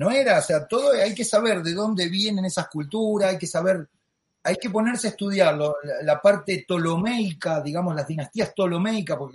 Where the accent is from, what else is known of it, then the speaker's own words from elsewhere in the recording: Argentina; Lo digo yo, que vengo de una familia católica, argentino, como los españoles, que hemos sido criados con el catolicismo